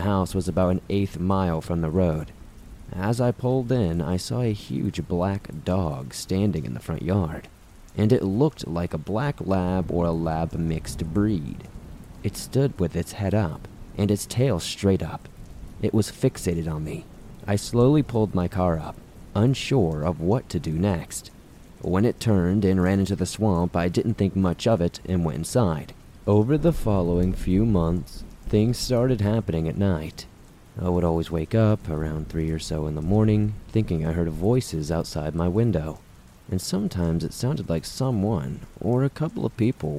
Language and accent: English; the South, United States; Growing up in the South